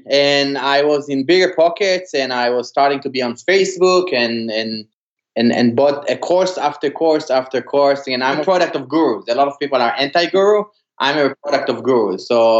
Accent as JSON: {"language": "English", "region": "California", "country": "United States", "said": "I'm from California looking to buy a rental."}